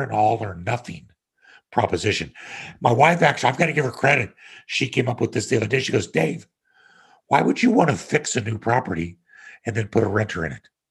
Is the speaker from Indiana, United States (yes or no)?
no; Kansas, United States; moved away as an adult; also born or lived in Denver, Colorado / Connecticut; growing up in Kansas on my own ranch